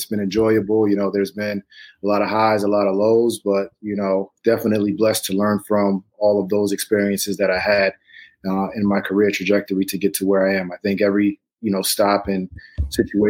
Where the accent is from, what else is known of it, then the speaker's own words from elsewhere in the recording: New York City, New York, United States; being from Brooklyn, working for your hometown